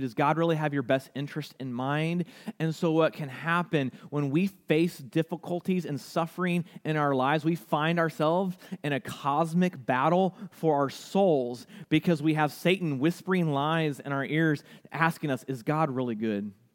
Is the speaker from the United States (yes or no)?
yes; United States; as American Christians, one of the words that scare us the most is persecution. And honestly, here in the United States